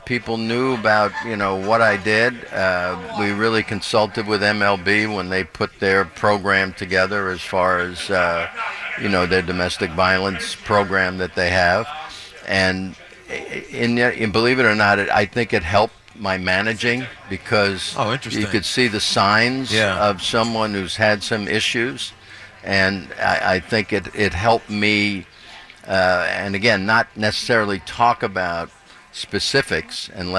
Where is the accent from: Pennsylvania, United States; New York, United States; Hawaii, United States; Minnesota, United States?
New York, United States; Brooklyn; But, you know, I grew up in New York when they had three teams here.